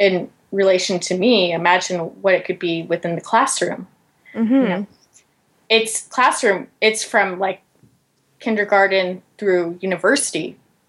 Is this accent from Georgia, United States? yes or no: yes; Georgia, United States; my home state of Georgia